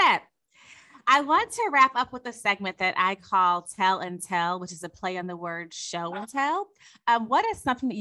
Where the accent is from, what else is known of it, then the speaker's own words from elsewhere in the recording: Chicago, Illinois, United States; now in Los Angeles, United States; I'm originally from Chicago